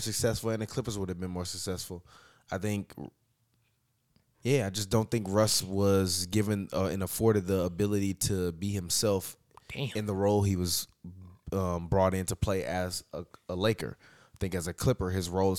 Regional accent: Chicago, Illinois, United States; I'm also from Chicago

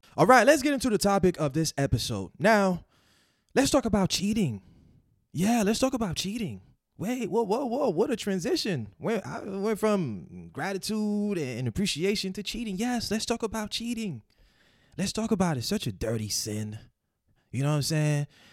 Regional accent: Haiti; moved away; growing up in Haiti in the 90s, you know, we didn't have power 24-7.

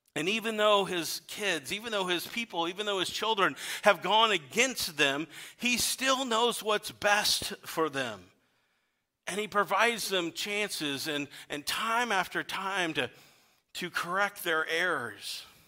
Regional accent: Weldon, Illinois, United States; now in Pekin, United States; I had the opportunity to travel to my hometown. I grew up in Weldon, Illinois

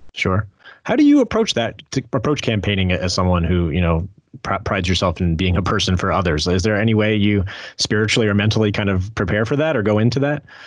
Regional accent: New Jersey, United States; I'm from Jersey

